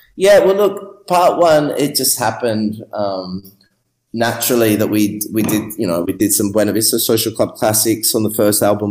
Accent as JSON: {"language": "English", "town": "Melbourne", "region": "Victoria", "country": "Australia", "tie": "born or raised there", "also_born_or_lived": "Scotland / Brixton, London", "moved": "as an adult", "lives_now": "Havana, Cuba", "said": "I grew up in Melbourne"}